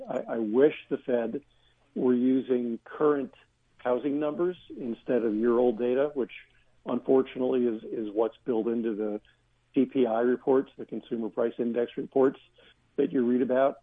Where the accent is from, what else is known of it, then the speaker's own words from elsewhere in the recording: Pennsylvania, United States; I grew up in Pennsylvania